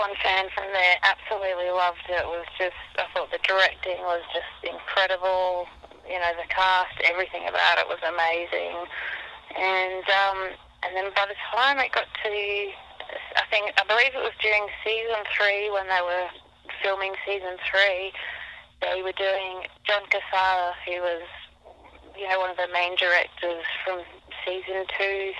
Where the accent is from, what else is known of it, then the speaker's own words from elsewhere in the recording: Melbourne, Victoria, Australia; moved away as an adult; now in United States; I'm from Melbourne, Australia